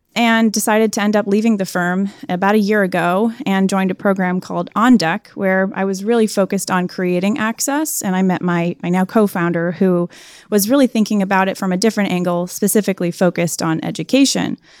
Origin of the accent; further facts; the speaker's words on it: Chicago, Illinois, United States; moved away as an adult; also born or lived in North Carolina; born and raised in Chicago to two entrepreneurs